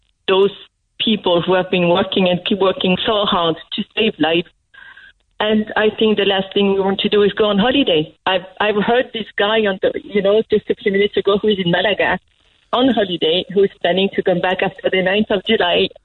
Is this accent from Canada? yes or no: no; France; moved away as an adult; also born or lived in Cork; now in County Roscommon, Ireland; I'm a French citizen. I've been living in Ireland for the last 8 years